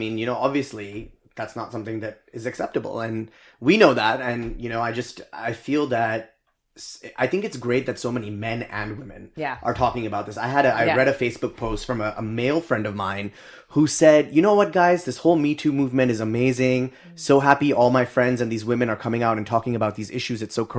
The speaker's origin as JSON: {"language": "English", "region": "Dubai", "country": "United Arab Emirates", "tie": "born or raised there", "said": "growing up in Dubai, actually, Nizar and I share that we both grew up in Dubai for a few years."}